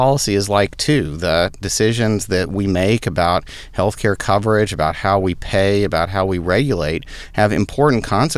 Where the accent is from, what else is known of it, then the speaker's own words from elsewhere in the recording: Austin, Texas, United States; moved away as an adult; also born or lived in Boston / Stanford; I came from Texas originally, so fourth generation Austinite